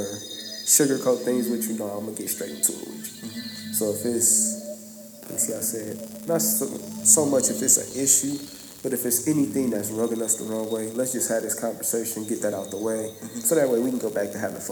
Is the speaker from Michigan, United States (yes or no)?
yes; Flint, Michigan, United States; growing up in Flint when I was younger